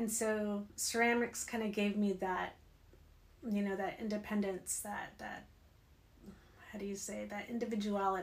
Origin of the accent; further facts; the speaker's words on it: Bakersfield, California, United States; moved away as an adult; also born or lived in Los Angeles / Kansas City / Ohio; now in Carlsbad, United States; I'm originally from Southern California, from the Valley, Bakersfield. Born and raised there